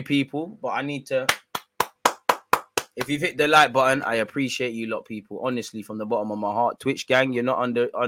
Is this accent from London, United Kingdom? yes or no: yes; London, United Kingdom; I'm just a simple man from North London